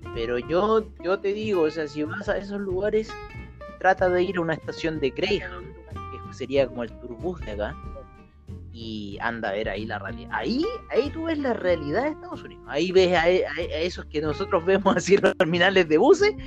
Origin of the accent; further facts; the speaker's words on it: Chile; nosotros somos chilenos